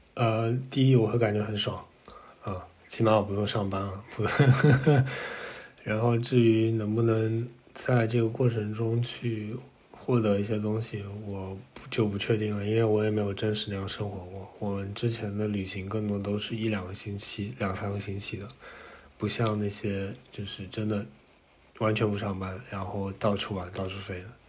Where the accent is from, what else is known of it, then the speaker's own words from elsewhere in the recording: China; 因为我们出生在中国，就长大也在中国